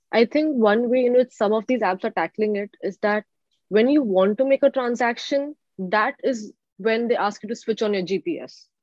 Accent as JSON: {"language": "English", "town": "Mumbai", "region": "Maharashtra", "country": "India", "moved": "as an adult", "lives_now": "Seattle, United States", "said": "originally, I'm from Mumbai, India"}